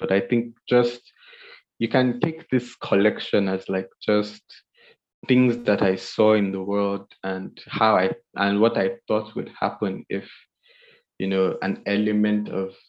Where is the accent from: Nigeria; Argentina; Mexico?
Nigeria; But I guess if you would only understand if you read it as a Nigerian